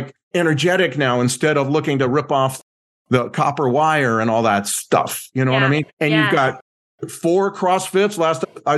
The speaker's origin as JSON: {"language": "English", "region": "Southern California", "country": "United States", "tie": "born or raised there", "said": "growing up in Southern California"}